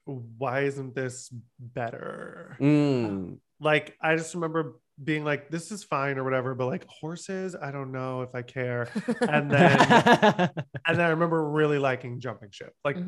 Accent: Ohio, United States; where I grew up in Ohio

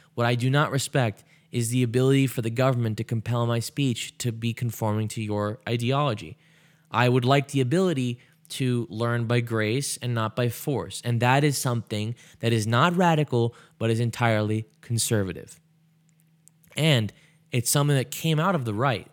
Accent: United States; I was born in America

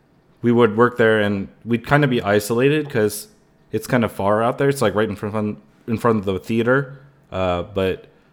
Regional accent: California, United States; I grew up here in the Bay Area, like the San Francisco Bay Area in general. That's like the area I'm at. I'm still based there.

